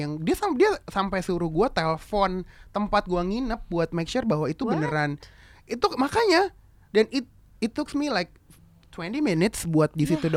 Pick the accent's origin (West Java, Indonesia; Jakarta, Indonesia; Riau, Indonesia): Jakarta, Indonesia; gue lahir di Jakarta gue digedein mm-hmm. juga dengan budaya Indonesia